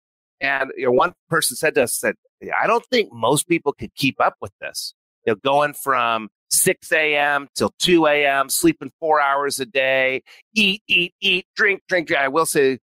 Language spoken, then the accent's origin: English; New Mexico, United States; I grew up in New Mexico